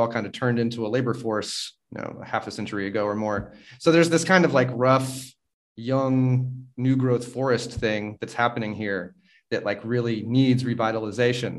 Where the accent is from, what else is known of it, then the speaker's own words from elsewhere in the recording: North Carolina, United States; moved away as an adult; also born or lived in Philippines; now in Mexico; I grew up in North Carolina